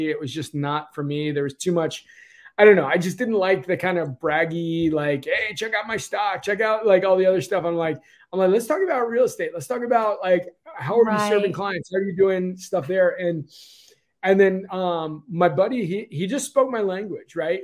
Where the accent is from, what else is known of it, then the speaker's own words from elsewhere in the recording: DC area, Virginia side, United States; I'm here in the DC area, been here basically all my life, right on the Virginia side of the border